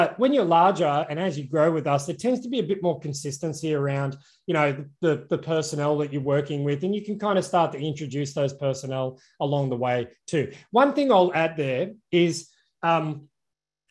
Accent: Australia; I'm obviously Australian

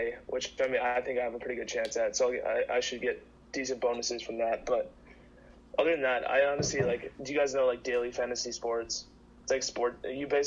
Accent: Minnesota, United States; I'm from Minnesota

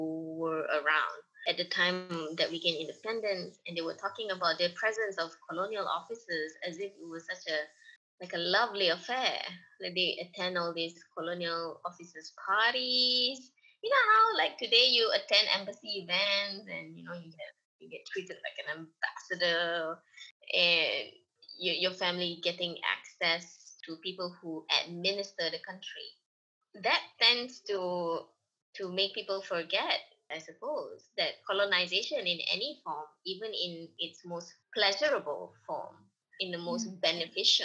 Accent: Malaysia

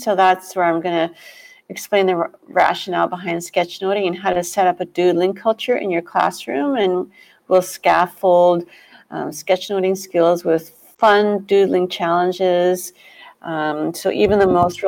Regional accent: Toronto, Ontario, Canada; We're all from Toronto

